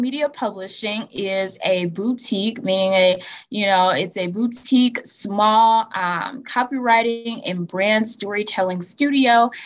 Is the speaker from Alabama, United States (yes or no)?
yes; Atmore, Alabama, United States; I am not from Montgomery. I am from Atmore, Alabama.